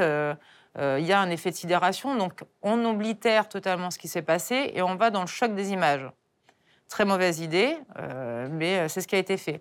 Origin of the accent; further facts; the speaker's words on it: France; moi, en tant que Française